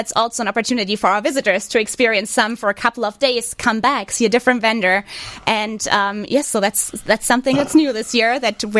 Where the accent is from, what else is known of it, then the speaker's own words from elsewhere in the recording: Northern Germany, Germany; accent: thick accent; English is a second language; now in Chicago, United States; So I'm from the north of Germany.